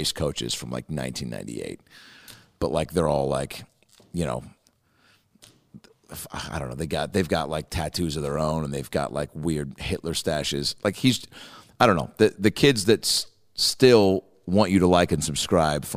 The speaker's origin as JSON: {"language": "English", "town": "Seattle", "region": "Washington", "country": "United States", "moved": "yes", "said": "I go, Seattle"}